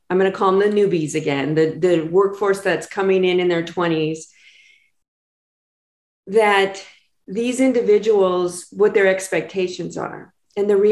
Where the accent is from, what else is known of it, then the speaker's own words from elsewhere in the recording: Los Angeles, California, United States; moved away as an adult; now in San Diego, United States; I grew up in Los Angeles and I moved down here to finish my undergrad and I stayed